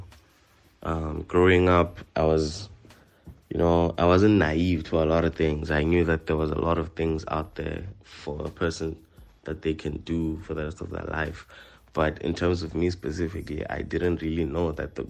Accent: Thulamahashe, Mpumalanga, South Africa; I'm from Thulamahashe, Bushbuckridge

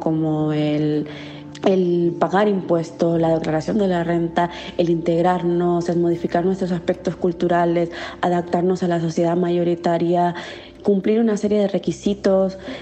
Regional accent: Nicaragua; moved away as an adult; now in Spain; soy nicaragüense y vivo en el Estado español desde hace cinco años

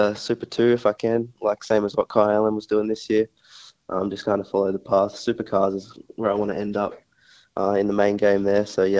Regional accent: South Australia, Australia; in Adelaide, in my home state

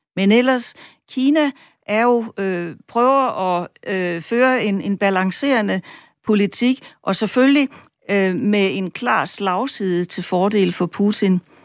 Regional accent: Denmark; vi som danskere

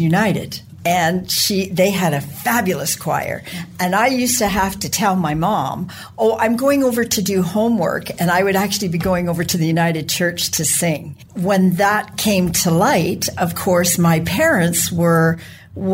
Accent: Brantford, Ontario, Canada; moved away as an adult; also born or lived in Toronto, Canada; now in Western Canada; I grew up in Brantford and was educated in Toronto

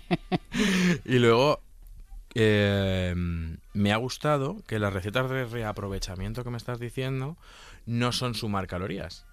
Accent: province of Toledo, Castilla-La Mancha, Spain; yo de, Toledo, de la provincia de Toledo

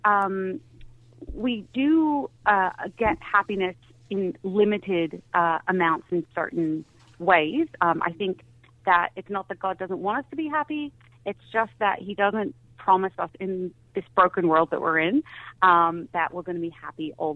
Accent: United States; now in Australia; growing up in the States

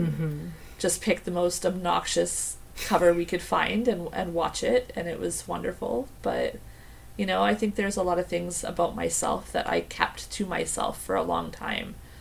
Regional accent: the Okanagan, British Columbia, Canada; also born or lived in Dawson Creek; now in Vancouver, Canada; We moved from Vancouver when I was 9, and we spent some time in the Okanagan, and then when I was 15, we moved up to Dawson Creek up north.

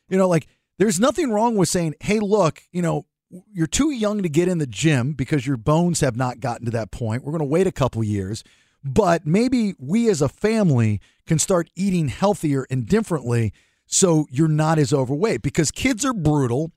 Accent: Maryland, United States; growing up in Maryland

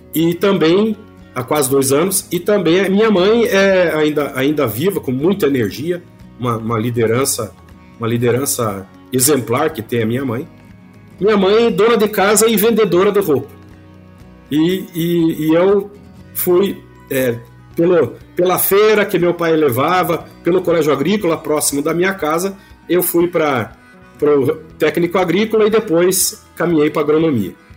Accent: Ponta Grossa, Paraná, Brazil; sou é, pontagrossense, sou natural de Ponta Grossa, no Paraná.

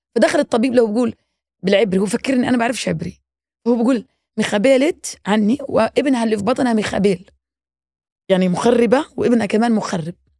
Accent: Palestine; أنا شدة فلسطينية

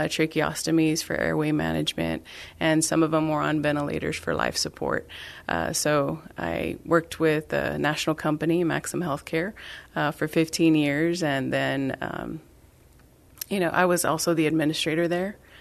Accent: San Benito, Texas, United States; moved away; I am originally from South Texas. So I'm from San Benito

